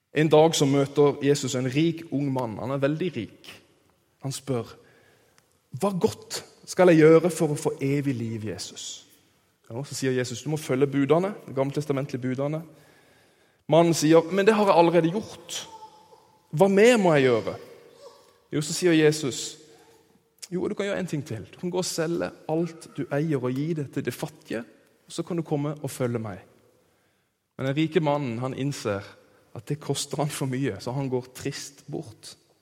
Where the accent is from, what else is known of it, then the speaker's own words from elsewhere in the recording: Kristiansand, Agder, Norway; moved away; der jeg kommer fra. i Kristiansand